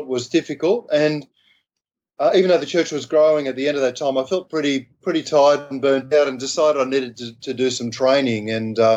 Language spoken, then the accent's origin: English; Sydney, New South Wales, Australia; accent: Aussie; I grew up in Sydney, Australia